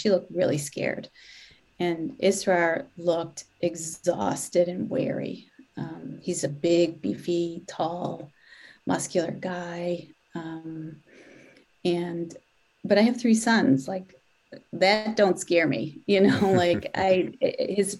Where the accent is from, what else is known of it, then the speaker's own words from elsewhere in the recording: Detroit, Michigan, United States; now in Boston, United States; I'm Catholic. I grew up in Detroit